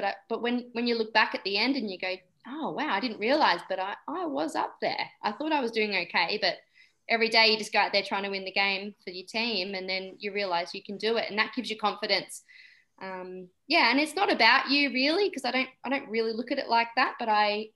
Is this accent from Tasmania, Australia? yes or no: no; Somerville, Victoria, Australia; I live in Somerville in Victoria, and she goes to the same school I went to in high school